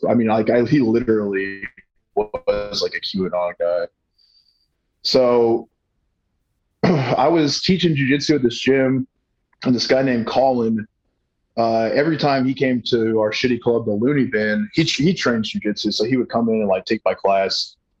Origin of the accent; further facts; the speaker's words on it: Colorado, United States; moved away; also born or lived in Arkansas; I grew up in Colorado